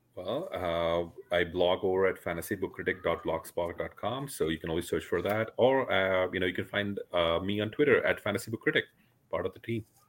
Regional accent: India; I come from India

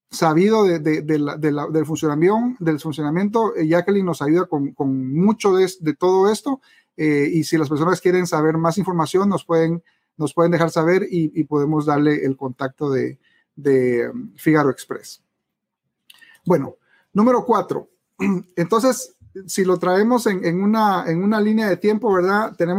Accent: Guatemala; en mi país, Guatemala

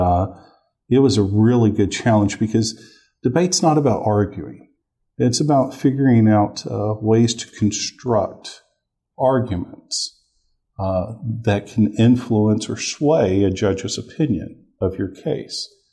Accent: Gulfport, Mississippi, United States; moved away as an adult; also born or lived in Memphis, Tennessee / Columbus, Mississippi; now in Oklahoma City, United States; I was born in Gulfport, Mississippi, uh, right there on the Mississippi Gulf Coast

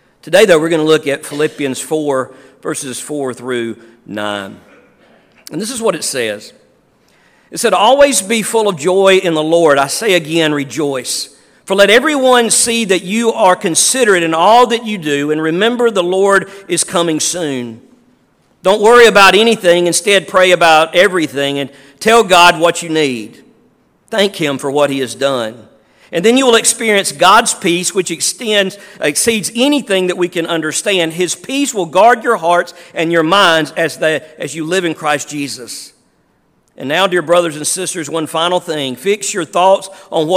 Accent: Neshoba County, Mississippi, United States; also born or lived in Meridian / Gluckstadt; I was born and raised in Neshoba County

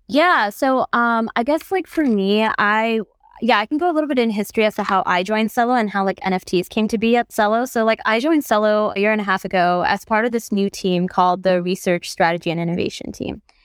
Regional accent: Bangladesh; I'm from Bangladesh

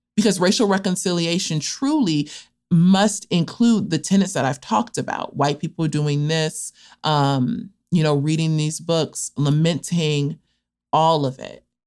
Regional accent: Los Angeles, California, United States; also born or lived in Cape Town, South Africa; I am from Los Angeles, California, from an area known as South Central Los Angeles, and was born and spent the first about 15 years of my life there

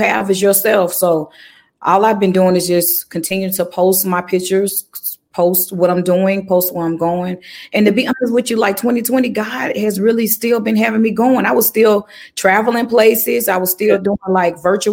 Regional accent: Birmingham, Alabama, United States; I'm from Birmingham, Alabama

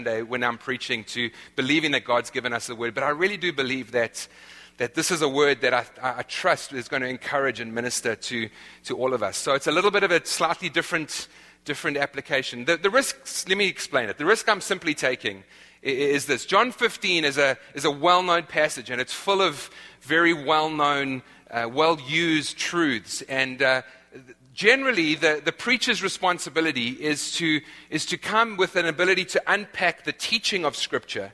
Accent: South Africa; moved away; I'm from South Africa, the land of the eternal summer

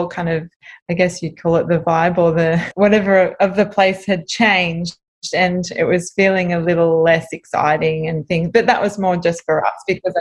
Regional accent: South Coast, New South Wales, Australia; also born or lived in Sydney; I lived down on the South Coast and I've been almost born and raised on the South Coast. I've been here since I've been 2 years old

